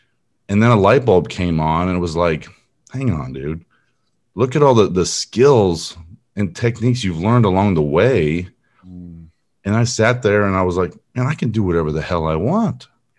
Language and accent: English; California, United States; now in Texas, United States; I grew up in Southern California near Long Beach. I don't really claim it anymore. I've been in Texas for over 20 years, so I claim this as my home now.